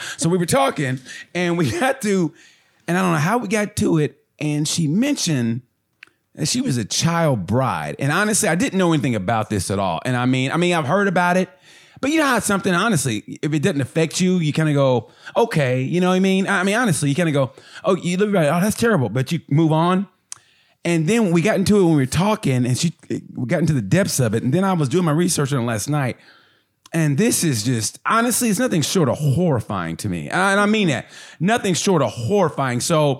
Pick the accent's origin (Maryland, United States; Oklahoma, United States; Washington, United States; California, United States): Oklahoma, United States; I grew up in Oklahoma, but it was like, you know, Baptist, you know, you mm-hmm. go to church on Sundays, Sunday morning.